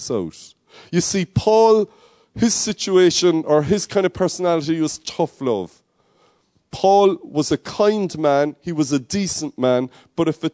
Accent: Cork, Munster, Ireland; When I grew up in Cork, my mother, we called her Mammy, Mam.

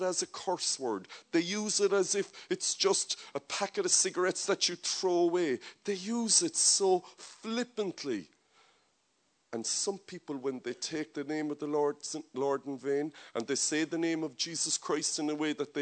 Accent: Ireland; I love Ireland, I love my nation, I'm very comfortable being an Irish man, I speak the language

